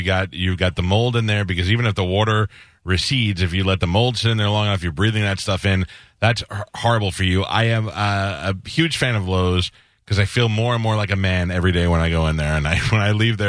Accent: New York, United States; also born or lived in Miami; now in Tampa Bay, United States; I grew up in New York.

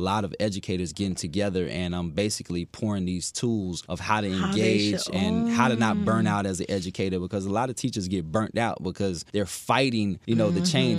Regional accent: Fort Myers, Florida, United States; So I'm originally from Fort Myers, Florida. I came by way of playing college football at Florida Atlantic University.

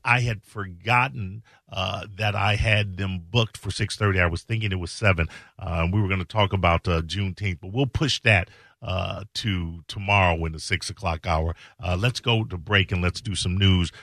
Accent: Chicago, Illinois, United States; I'm from Chicago, born and raised

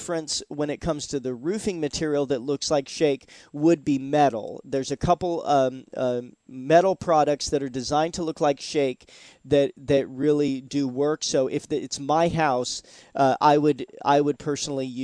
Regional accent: Seattle, Washington, United States; now in Florida, United States; I'm originally from Seattle, Washington, and we had Woodshake roofs

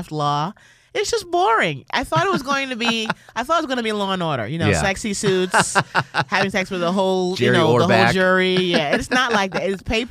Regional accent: New York, United States; I'm from New York originally.

